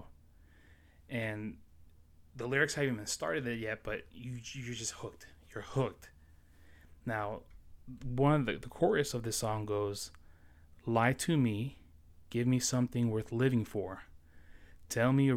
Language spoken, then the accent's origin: English; New York City, New York, United States; moved away as an adult; also born or lived in Florida; now in South Carolina, United States; I was born and raised in New York City, Astoria, Queens, to be exact. I left there when I was 19 years old, and I moved down to Florida